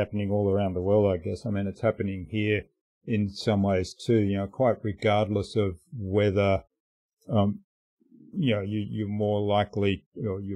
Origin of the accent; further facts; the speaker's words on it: Australia; moved away as an adult; also born or lived in Germany; I grew up in Australia, and when I finished university, I moved back. I was born in Germany.